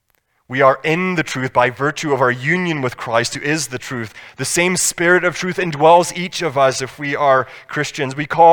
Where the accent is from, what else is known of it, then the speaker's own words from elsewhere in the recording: Scotland, United Kingdom; I grew up in Scotland